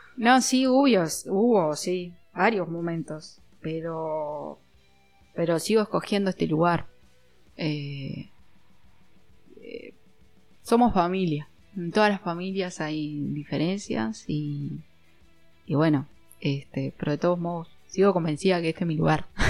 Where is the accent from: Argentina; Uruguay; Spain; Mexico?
Uruguay; De Uruguay.